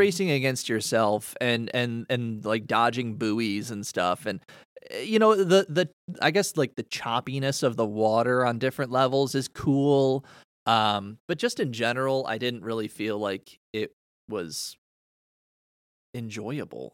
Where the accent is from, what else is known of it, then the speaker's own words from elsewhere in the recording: Canada; I'm from the Great White North